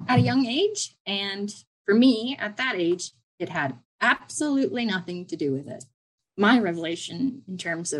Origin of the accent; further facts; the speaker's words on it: Lancaster County, Pennsylvania, United States; moved away as an adult; now in Australia; I grew up in Lancaster County, Pennsylvania.